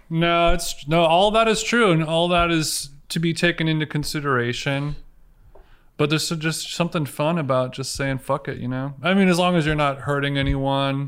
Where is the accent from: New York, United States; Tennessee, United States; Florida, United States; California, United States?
California, United States; Orange County; I grew up in Orange County, so late nineties, I was in high school in Orange County.